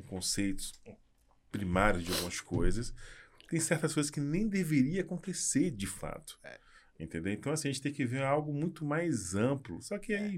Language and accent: Portuguese; Salvador, Bahia, Brazil; sou baiano